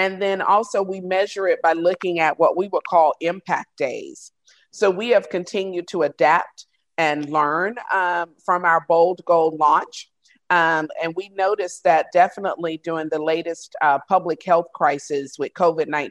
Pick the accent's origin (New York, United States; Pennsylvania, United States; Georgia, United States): Georgia, United States; a small rural town in; I'm from a small rural town in Georgia.